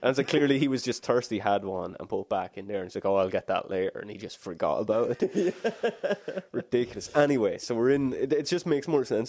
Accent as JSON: {"language": "English", "area": "the exact middle of Ireland", "region": "Midlands", "country": "Ireland", "tie": "born or raised there", "said": "where I grew up in Ireland is akin to a Colorado in America."}